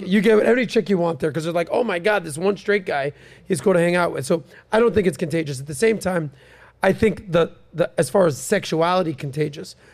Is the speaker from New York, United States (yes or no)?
no; Miami, Florida, United States; Born and raised in Miami